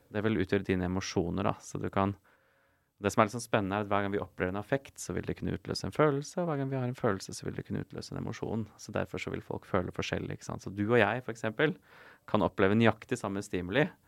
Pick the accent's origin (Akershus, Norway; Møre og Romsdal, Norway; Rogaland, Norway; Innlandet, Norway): Akershus, Norway; Asker; also born or lived in Bergen / Oslo; Jeg er fra Asker, eh, så jeg vokste opp her på Østlandet